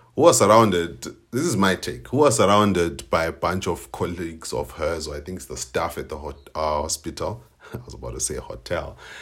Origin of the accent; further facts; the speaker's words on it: Binga, Matabeleland North, Zimbabwe; I'm in Binga, my hometown.